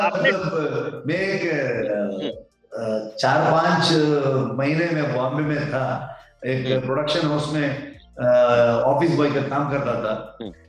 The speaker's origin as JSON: {"language": "Hindi", "region": "Karnataka", "country": "India"}